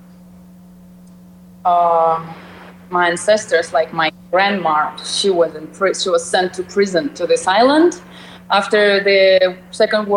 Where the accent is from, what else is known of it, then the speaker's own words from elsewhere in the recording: Russian Far East, Russia; English is a second language; moved away; I grew up in Soviet Union, and it collapsed when I was in, you know, seventh grade.